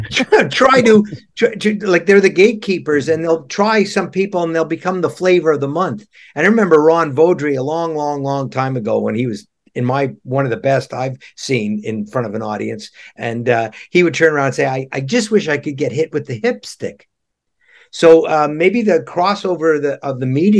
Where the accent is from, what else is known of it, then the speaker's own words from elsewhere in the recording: Ottawa, Ontario, Canada; I come from Ottawa originally